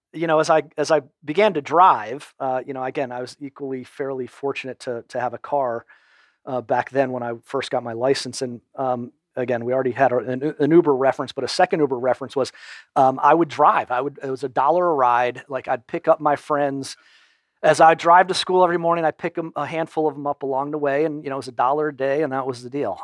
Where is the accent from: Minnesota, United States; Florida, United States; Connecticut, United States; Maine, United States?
Connecticut, United States; Storrs; also born or lived in Wilmington, Delaware; now in Atlanta, United States; most of my elementary school and high school years were in Connecticut.